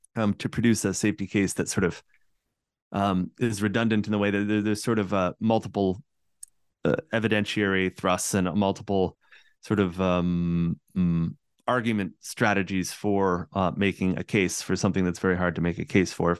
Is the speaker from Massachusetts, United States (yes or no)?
yes; central Massachusetts, United States; I grew up in Massachusetts, right, in central Massachusetts